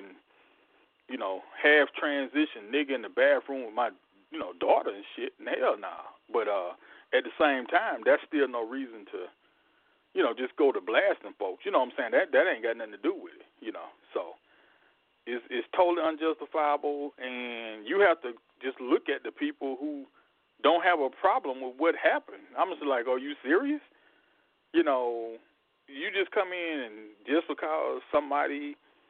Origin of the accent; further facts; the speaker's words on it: Deep South, United States; growing up in the Deep South